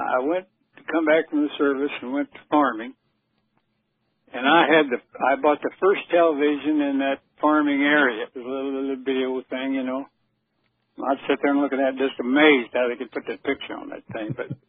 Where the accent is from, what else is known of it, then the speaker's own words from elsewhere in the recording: St. Joseph, Missouri, United States; also born or lived in Emporia, Kansas / Mountain City; I was born in Emporia, Kansas, in 1925, and then we moved to St. Joe, Missouri. The folks moved to St. Joe, Missouri. I was just a child, and that's where I grew up pretty well.